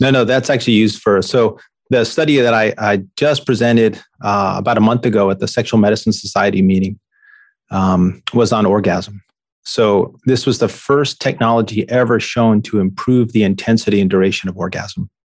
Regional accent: New York, United States; I grew up in New York

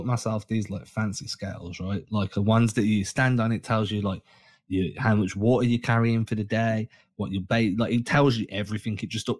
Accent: Dorchester, Massachusetts, United States; Dorchester. I'm from Dorchester. Go stealthy. I'm like, yeah, let's do it, man. I can't wait. I need to get myself to Boston a few times this year

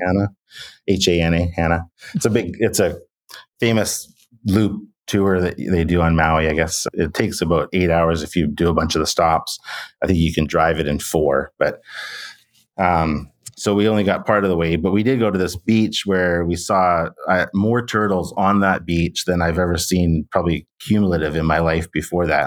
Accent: Canada; as a Canadian who, you know, had to take some French when I was in school

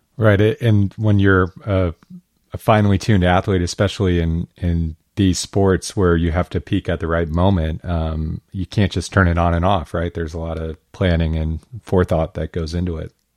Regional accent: Medford, Oregon, United States; I grew up in Medford

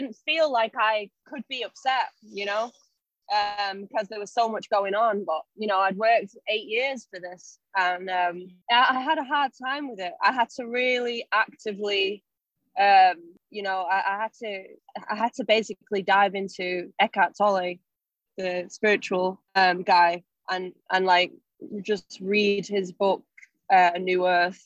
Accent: Salford, North West England, United Kingdom; now in London, United Kingdom; I'm from Broughton.

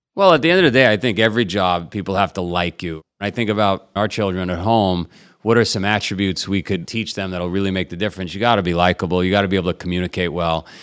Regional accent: New York City, New York, United States; I grew up in Queens, Howard Beach, for whatever reason, organized crime capital of the world

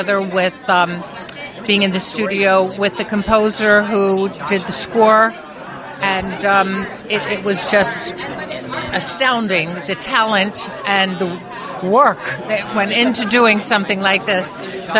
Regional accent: Miami, Florida, United States; I'm from Miami

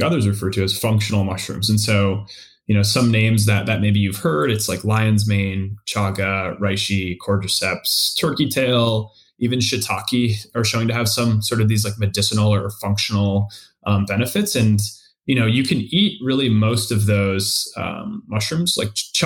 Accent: East Coast, United States; moved away as an adult; also born or lived in Minnesota / Boston; now in Seattle, United States; I'm from the East Coast originally

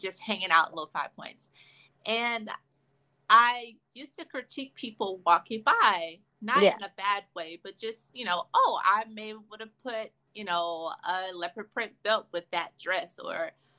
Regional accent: Atlanta, Georgia, United States; I'm from Atlanta. Born and raised? Yes

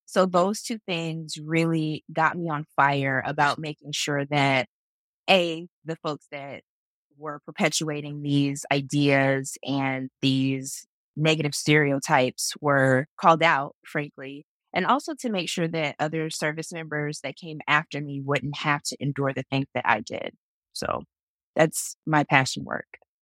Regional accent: Jacksonville, Florida, United States; I grew up in Jacksonville, Florida

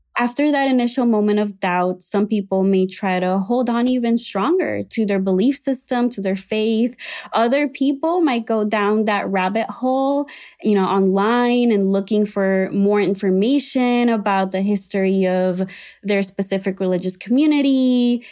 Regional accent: Puerto Rico; moved away as an adult; now in Chicago, United States; I was raised in Puerto Rico in an evangelical slash Pentecostal uh, church.

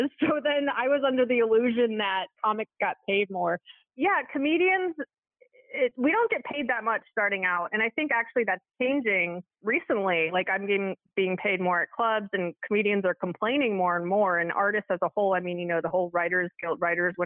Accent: Alexandria, Virginia, United States; moved away as an adult; also born or lived in Washington, D.C.; I am from the Washington, D.C. area. I was born in Alexandria, Virginia, which is just outside of D.C. And it was a great place to grow up. And I lived there for like 20 years

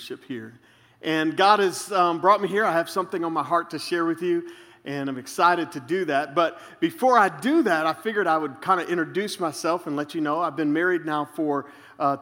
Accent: Tampa Bay area, Florida, United States; I am from the Tampa Bay area in Florida.

